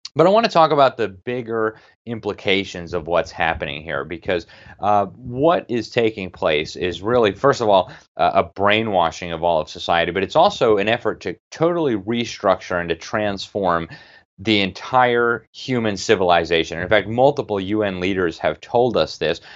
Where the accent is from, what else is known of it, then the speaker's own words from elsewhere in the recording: Miami, Florida, United States; Miami, my hometown